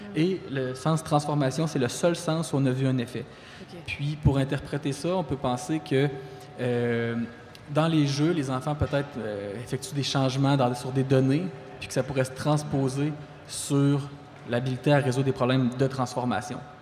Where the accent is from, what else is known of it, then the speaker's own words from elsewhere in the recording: Quebec City, Quebec, Canada; moved away as an adult; also born or lived in Rimouski; now in Abitibi-Témiscamingue, Canada; je suis natif de la région de Québec